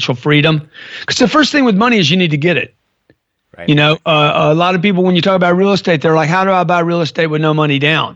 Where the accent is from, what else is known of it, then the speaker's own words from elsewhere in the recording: Lake Charles, Louisiana, United States; I grew up in Lake Charles, Louisiana.